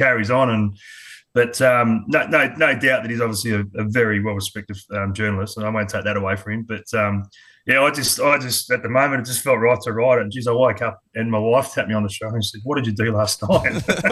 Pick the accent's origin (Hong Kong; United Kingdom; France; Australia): Australia; Adelaide, South Australia; also born or lived in Sydney; now in Queensland, Australia; I was born in Sydney, but moved over to Adelaide when I was quite young, about three and a half.